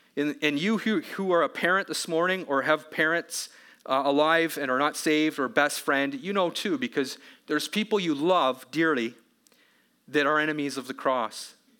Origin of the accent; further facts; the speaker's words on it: Canada; as a Canadian